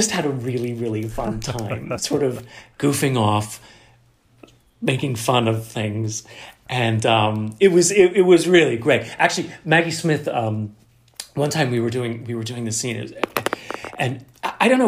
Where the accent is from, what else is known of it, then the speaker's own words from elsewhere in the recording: London, United Kingdom; accent: mid-Atlantic; moved away; also born or lived in United States; I was born in London, I grew up in London, and, you know, I consider myself half from there